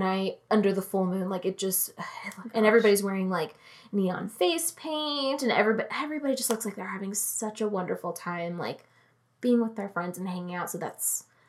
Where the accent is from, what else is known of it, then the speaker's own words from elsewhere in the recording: United States; Because as Americans, we're a little loud.